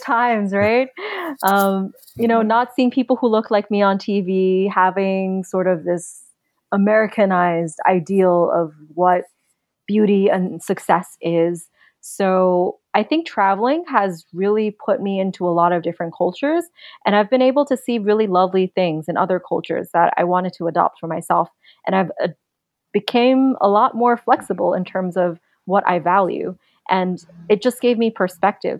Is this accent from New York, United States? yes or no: yes; New York City, New York, United States; moved away; I grew up in Queens